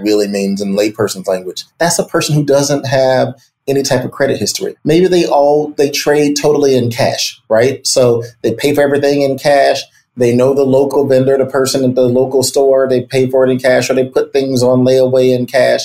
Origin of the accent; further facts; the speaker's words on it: Chicago, Illinois, United States; also born or lived in Iowa; I grew up in Chicago